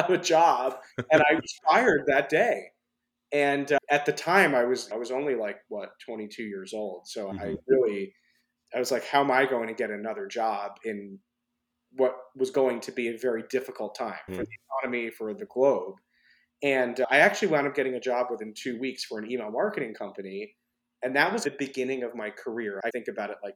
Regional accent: New York City, New York, United States; being born and raised in New York City

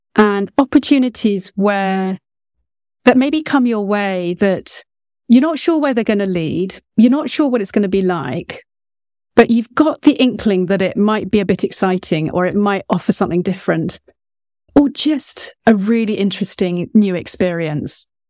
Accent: United Kingdom; About as British as they come

